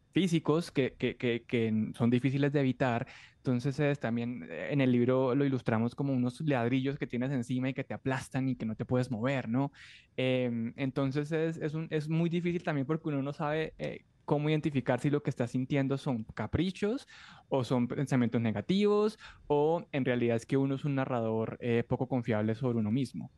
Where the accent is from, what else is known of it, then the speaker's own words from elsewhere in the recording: Colombia; yo soy un periodista colombiano